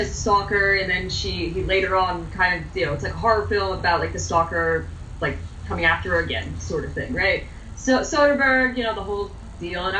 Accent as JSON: {"language": "English", "region": "New Jersey", "country": "United States", "said": "I'm from Jersey"}